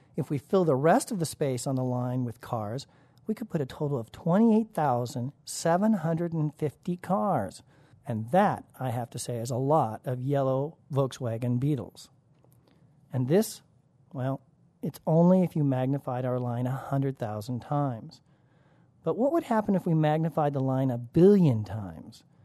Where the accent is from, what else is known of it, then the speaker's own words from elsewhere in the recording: Colorado, United States; growing up in Colorado